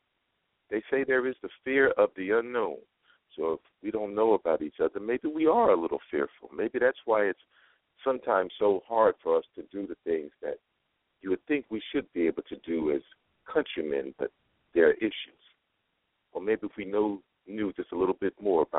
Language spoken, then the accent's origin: English; New York, United States; now in Las Vegas, United States; I'm from New York and it's cold